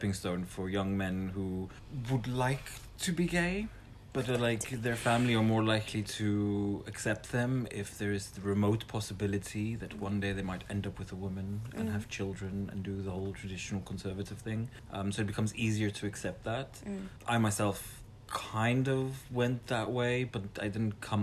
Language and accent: English; South Africa; now in Netherlands; I'm South African, now living in the Netherlands.